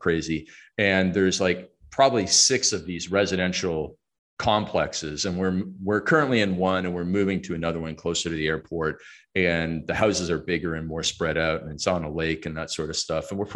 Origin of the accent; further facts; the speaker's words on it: Stratford, Ontario, Canada; moved away as an adult; now in Mexico; I was born and raised in Stratford, Ontario, Canada